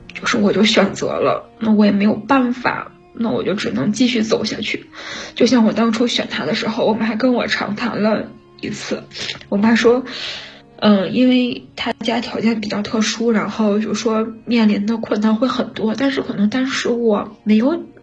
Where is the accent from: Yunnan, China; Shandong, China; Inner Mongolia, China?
Inner Mongolia, China; 我是内蒙古的啊